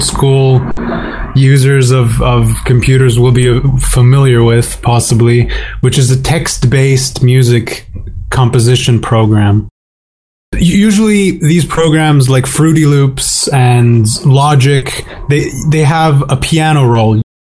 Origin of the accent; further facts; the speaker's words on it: Slovakia; my home country of Slovakia